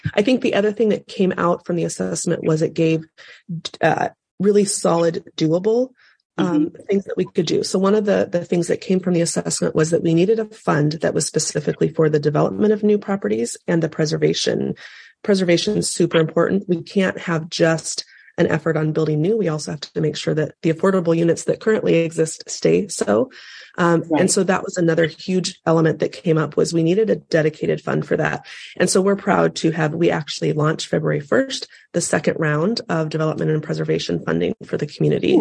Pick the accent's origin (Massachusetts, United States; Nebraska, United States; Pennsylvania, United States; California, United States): Nebraska, United States; North Platte; I was born and raised in North Platte, Nebraska